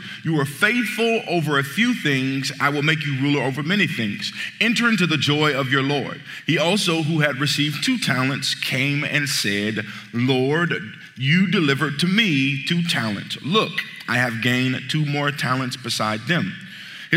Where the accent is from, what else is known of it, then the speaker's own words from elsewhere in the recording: Midwest, United States; I'm from the Midwest, and I grew up in the place called the Hood